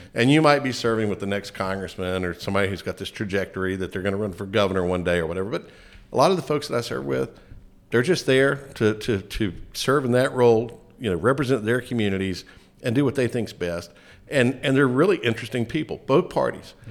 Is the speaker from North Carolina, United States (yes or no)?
yes; Lincoln County, North Carolina, United States; Lincoln County, growing up there, I went to public schools there